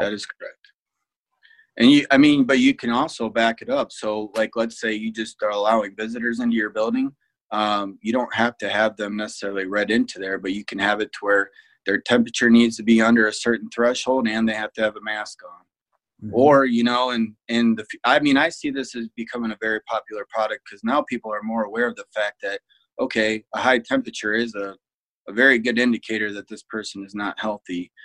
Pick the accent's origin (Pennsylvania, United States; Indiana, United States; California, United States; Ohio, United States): Ohio, United States; Fremont; also born or lived in Toledo, Ohio; so I'm from Fremont, Ohio. Went to uh, Fremont St. Joe. Uh, graduated in '99